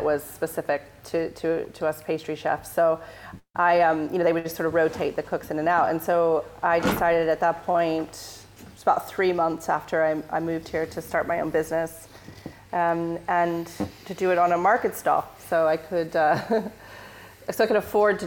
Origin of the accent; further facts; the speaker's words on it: Northern California, United States; moved away as an adult; also born or lived in San Francisco; now in London, United Kingdom; I'm from Northern California. I come from this really small town where we're very lucky there.